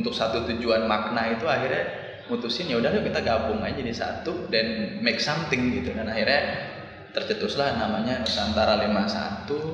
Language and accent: Indonesian; Bali, Indonesia; saya dari Bali